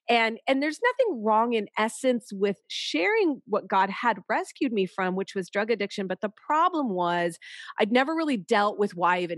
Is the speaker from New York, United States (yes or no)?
no; California, United States; now in Chicago, United States; We have lived all over, but we just moved here a little over a year ago. And that's, we're from Southern California. And so we're in Chicago.